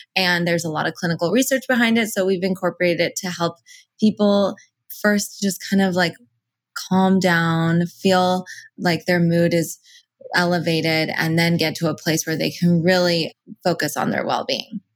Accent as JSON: {"language": "English", "country": "United States", "tie": "born or raised there", "first_language": "Persian", "second_language": "English", "said": "I'm first generation Iranian American. So my parents immigrated here and I was born here."}